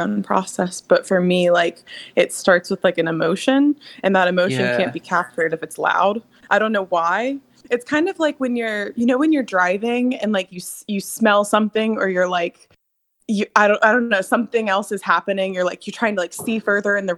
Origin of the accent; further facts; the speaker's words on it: Durham, North Carolina, United States; moved away; I grew up there. I was born and raised in Durham, North Carolina.